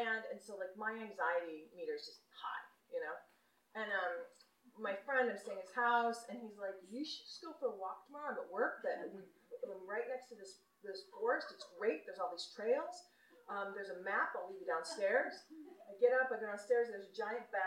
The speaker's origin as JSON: {"language": "English", "country": "United States", "tie": "born or raised there", "also_born_or_lived": "Michigan", "moved": "yes", "lives_now": "San Francisco, United States", "said": "I grew up outside of Yellowstone Park"}